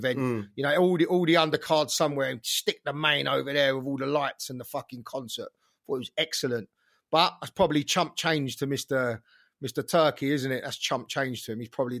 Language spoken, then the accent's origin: English; London, United Kingdom; I'm a nobody from London, you know what I mean?